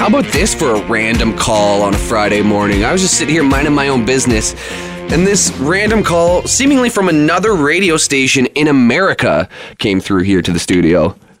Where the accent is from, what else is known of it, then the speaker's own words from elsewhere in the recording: Canada; I'm Canadian.